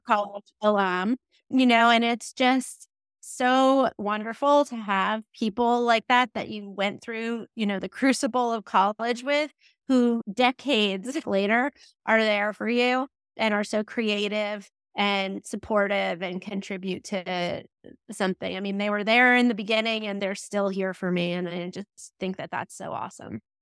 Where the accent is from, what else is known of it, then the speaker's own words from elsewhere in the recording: New Jersey, United States; moved away as an adult; also born or lived in Florida; I'm from New Jersey. I think that's really important, a formative experience for me.